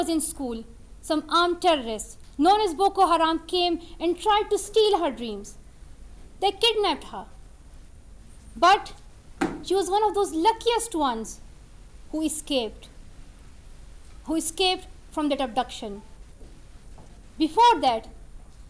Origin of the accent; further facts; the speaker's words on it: Swat Valley, Khyber Pakhtunkhwa, Pakistan; my life in the beautiful valley of Swat in Pakistan